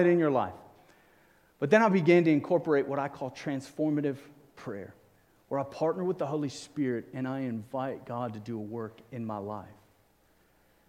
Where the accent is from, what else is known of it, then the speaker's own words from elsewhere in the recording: Cape Town, Western Cape, South Africa; I grew up in South Africa, Cape Town